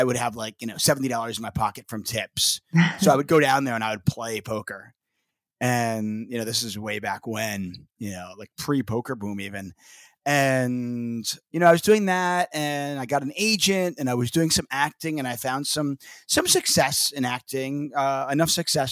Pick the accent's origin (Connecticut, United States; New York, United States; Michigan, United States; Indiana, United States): New York, United States; moved away as an adult; also born or lived in Los Angeles; I'm originally from New York and, you know, I went to college in New York and I moved out